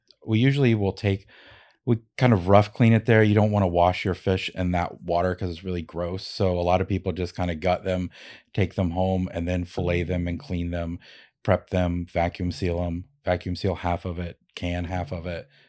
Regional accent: Ohio, United States; now in Alaska, United States; So I moved to Alaska from Ohio, where I grew up fishing.

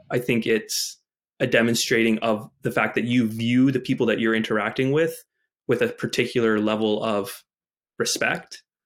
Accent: Winnipeg, Manitoba, Canada; I grew up in Winnipeg, Manitoba

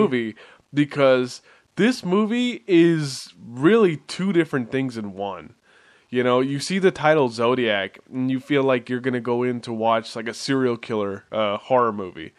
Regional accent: Bay Area, California, United States; we are from the Bay Area

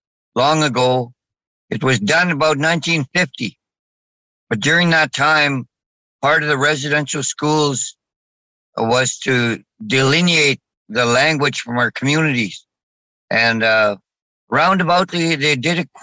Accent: Ochapowace First Nation, Saskatchewan, Canada; I'm from the Ochapowace First Nation. It's about maybe 5 hours from Winnipeg, just across the Saskatchewan border

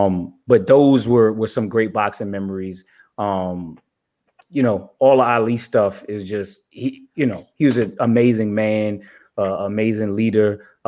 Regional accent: New York City, New York, United States; I grew up in Brooklyn.

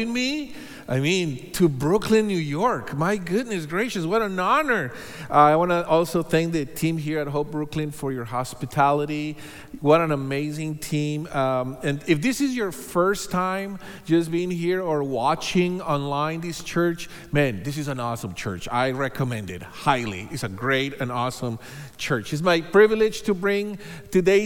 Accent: Bogotá, Colombia; moved away as an adult; also born or lived in Hawaii; now in United States; So we are both from Bogota, Colombia. So we are Colombianos. So we met there. We were born there. We were raised there. And we moved to the U.S. Several years ago

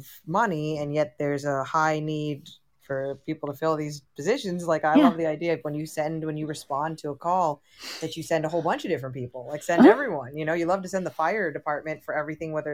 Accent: Montreal, Quebec, Canada; I was born in Montreal, and all my family lives in Toronto.

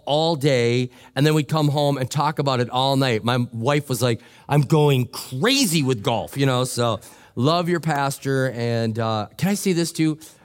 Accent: Minnesota, United States; I'm from Minnesota

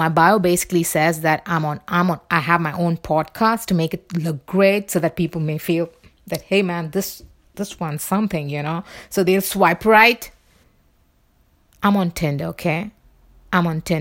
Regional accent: Mumbai, Maharashtra, India; accent: Bombay accent; moved away as an adult; my accent will still be the Bombay accent, you know, from where I come from.

